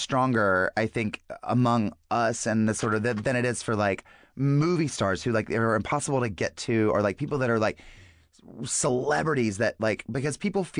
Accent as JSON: {"language": "English", "region": "North Carolina", "country": "United States", "tie": "born or raised there", "said": "my home state of North Carolina."}